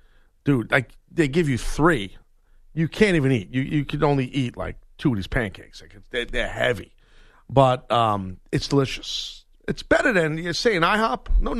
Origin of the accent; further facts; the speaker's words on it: New York, United States; I understand the vernacular already, and I'm from New York.